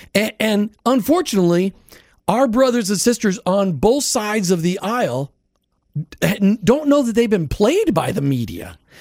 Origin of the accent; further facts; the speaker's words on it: Minnesota, United States; I grew up in Minnesota with the Norwegians and the Germans